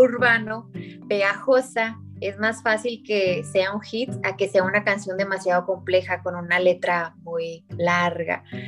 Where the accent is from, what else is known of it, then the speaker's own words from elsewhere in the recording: Ciudad Acuña, Coahuila, Mexico; soy de Ciudad Acuña, Coahuila, el norte de, México, estamos en frontera con Estados Unidos